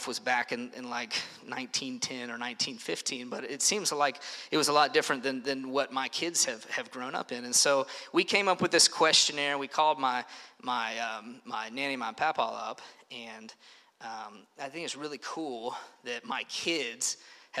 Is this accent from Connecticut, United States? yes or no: no; Paris, Kentucky, United States; When I was young, I grew up in Paris up the road in Bourbon County